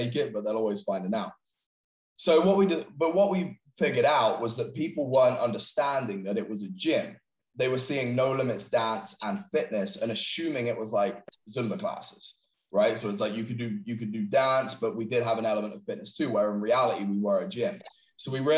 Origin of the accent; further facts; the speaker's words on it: England, United Kingdom; moved away as an adult; I'm obviously originally from England